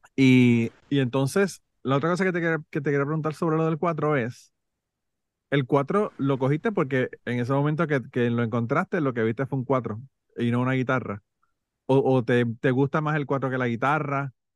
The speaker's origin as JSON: {"language": "Spanish", "town": "Utuado", "country": "Puerto Rico", "tie": "born or raised there", "also_born_or_lived": "San Juan, Puerto Rico", "moved": "yes", "lives_now": "United States", "said": "yo nací en el Hospital de Maestro de San Juan, pero yo soy de Utuado 100%"}